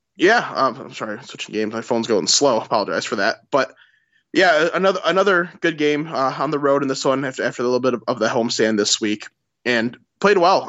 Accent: Michigan, United States; accent: Midwestern; We're, we're literally from Michigan. You, you, we're, we're not from anywhere else.

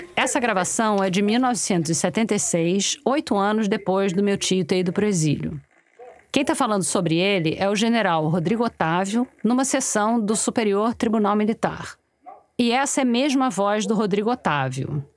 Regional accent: Rio de Janeiro, Brazil; accent: carioca

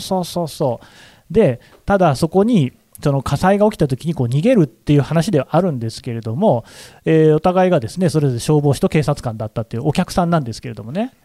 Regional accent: Nagoya, Aichi, Japan; 僕は名古屋の出身なんですよ。

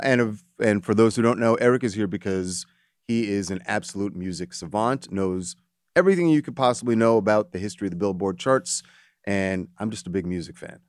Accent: United States; was born here in America, but I'm Jamaican American, first generation

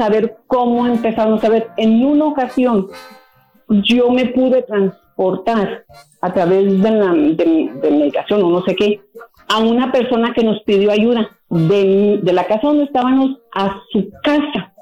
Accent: San Miguel de Allende, Guanajuato, Mexico; moved away; somos de San Miguel de Allende, Guanajuato

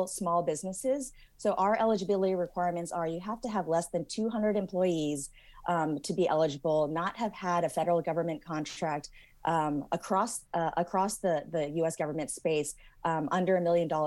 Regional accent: Silicon Valley, California, United States; I'm originally from the Silicon Valley

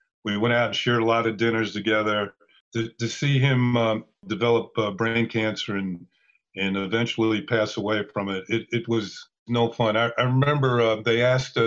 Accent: Mount Vernon, New York, United States; I was from Mount Vernon, so I stayed with my parents.

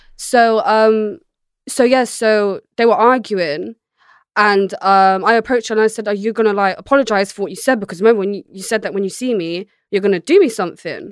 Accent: Bristol, South West England, United Kingdom; moved away; also born or lived in London; she raised me in a place called Hartcliff in Bristol

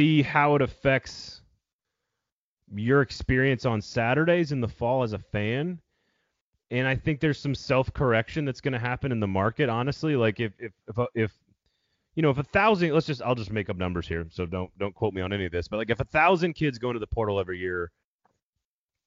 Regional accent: Midwest, United States; moved away; I grew up in the Midwest. I'm from the Midwest originally

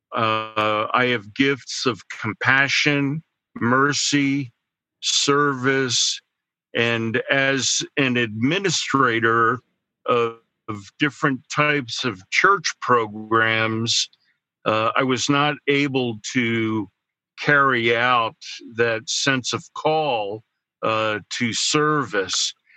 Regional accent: central New Jersey, United States; moved away as an adult; also born or lived in Denver, Colorado; now in Pittsburgh, United States; I grew up in uh, central New Jersey

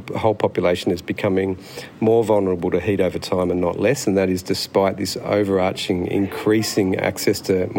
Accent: Sydney, New South Wales, Australia; moved away as an adult; now in Northern Territory, Australia; I grew up in Sydney and moved to the Northern Territory as a junior doctor.

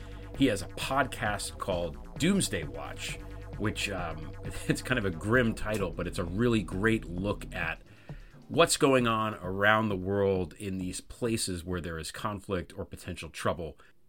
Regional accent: United States; also born or lived in Washington, D.C.; as an American citizen

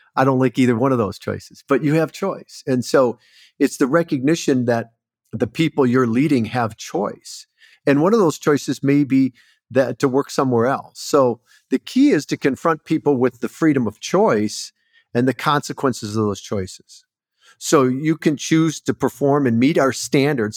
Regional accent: Port Huron, Michigan, United States; moved away as an adult; also born or lived in Southern California; I grew up in Michigan, so not too far from you, Port Huron area, actually.

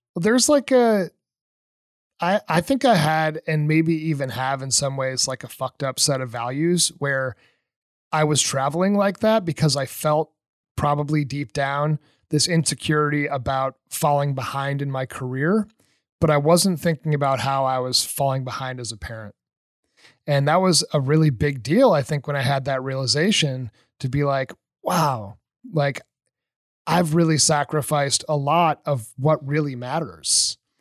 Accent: New Hampshire, United States; moved away; also born or lived in Colorado; I'm from New Hampshire

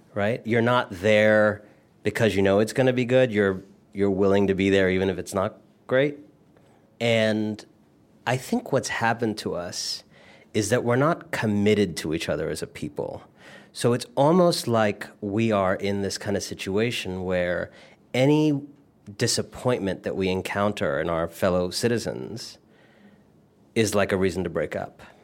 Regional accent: Cleveland, Ohio, United States; moved away as an adult; also born or lived in India; now in Brooklyn, United States; born in Cleveland, but originally from India. My family is Indian

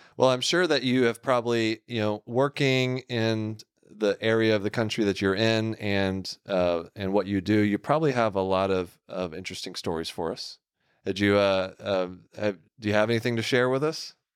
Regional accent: Houston, Texas, United States; accent: southern drawl; moved away; I grew up in the Houston area.

